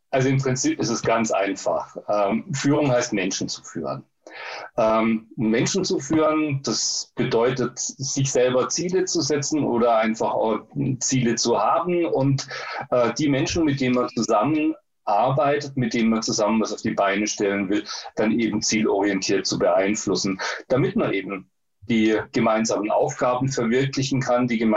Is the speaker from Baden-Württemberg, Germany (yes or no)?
yes; Baden-Württemberg, Germany; born there; das gibt es in Baden-Württemberg, wo ich geboren bin.